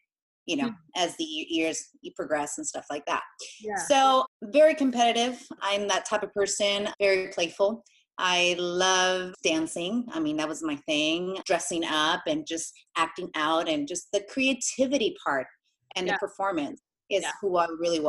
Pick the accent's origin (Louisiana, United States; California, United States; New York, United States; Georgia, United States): California, United States; Inland Empire, San Bernardino County; also born or lived in Argentina; I coach gymnastics and adult fitness here in the Inland Empire in San Bernardino County.